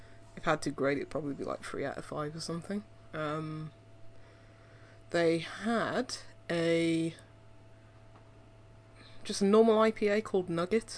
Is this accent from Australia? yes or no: no; Birmingham, West Midlands, United Kingdom; in Birmingham, my hometown